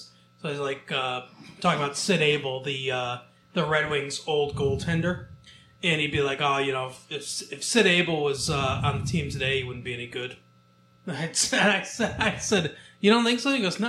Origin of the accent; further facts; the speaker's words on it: the South, United States; Like I'm from the South.